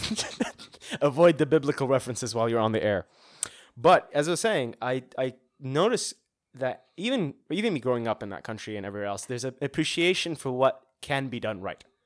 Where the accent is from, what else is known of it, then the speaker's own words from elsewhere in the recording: Saudi Arabia; moved away; growing up in Saudi